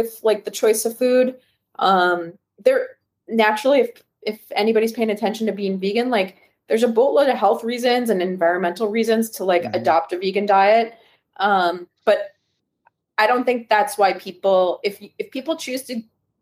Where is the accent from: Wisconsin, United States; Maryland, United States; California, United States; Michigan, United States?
Wisconsin, United States; born or raised there